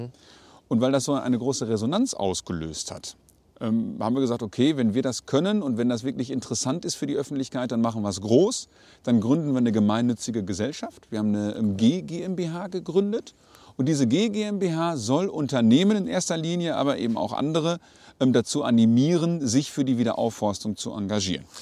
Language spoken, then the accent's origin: German; Sauerland, North Rhine-Westphalia, Germany; also born or lived in Körbeke, Möhnesee; kennen wir als Sauerländer